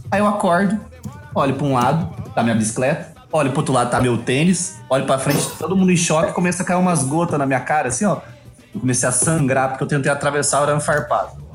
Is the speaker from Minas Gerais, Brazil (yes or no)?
yes; Minas Gerais, Brazil; eu sou de Minas